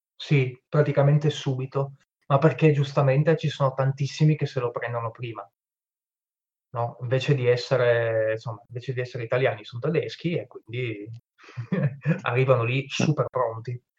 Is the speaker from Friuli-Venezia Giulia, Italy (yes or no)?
yes; Friuli-Venezia Giulia, Italy; son friulano